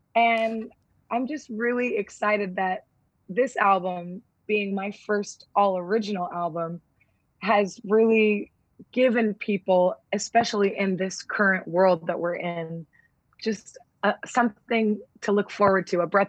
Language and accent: English; California, United States; And I realize that, you know, growing up in Southern California, I don't have the same experience that, you know, a Black person living in the 1950s in Mississippi does.